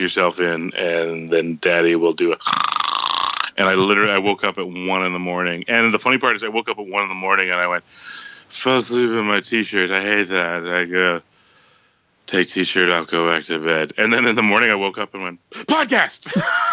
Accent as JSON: {"language": "English", "country": "Canada", "said": "as a Canadian"}